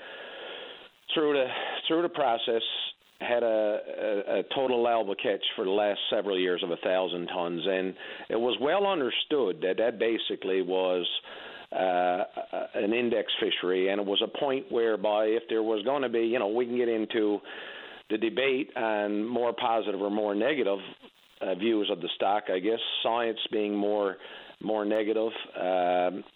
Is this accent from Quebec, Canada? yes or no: no; Labrador Straits, Newfoundland and Labrador, Canada; I grew up in the Labrador Straits